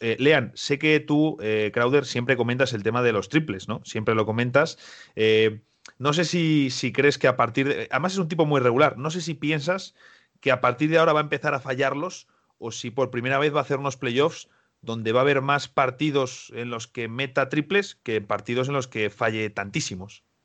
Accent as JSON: {"language": "Spanish", "country": "Spain", "said": "En España no tenemos una expresión como cangrejear, decimos directamente ser listos"}